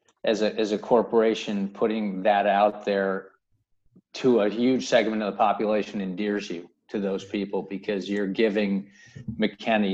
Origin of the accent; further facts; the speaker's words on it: United States; moved away as an adult; also born or lived in England; having lived in England as an American